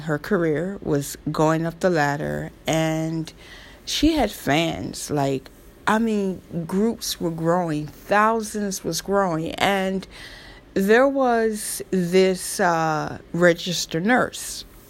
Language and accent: English; the South, United States; accent: Southern; Oh, forgive me, my Southern accent. That's me. I'm a Southern girl.